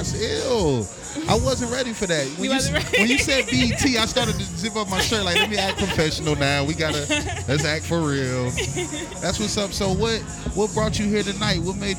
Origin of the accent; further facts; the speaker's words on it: Washington, District of Columbia, United States; now in Atlanta, United States; I'm from Southeast, man